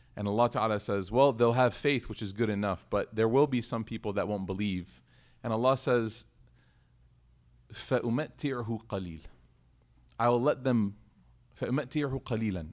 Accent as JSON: {"language": "English", "country": "United States", "said": "I said, \"America.\""}